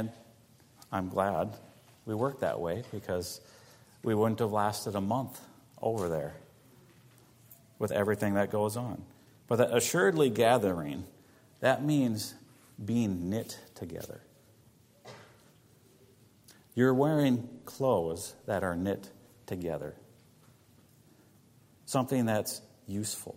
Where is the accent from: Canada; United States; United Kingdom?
United States; moved away; As an American